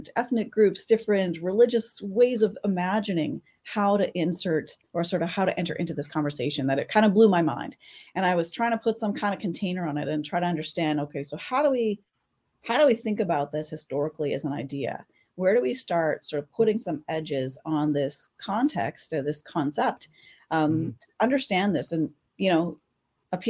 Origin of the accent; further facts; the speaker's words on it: Saskatchewan, Canada; I'm a historian here in Canada, and I grew up in Saskatchewan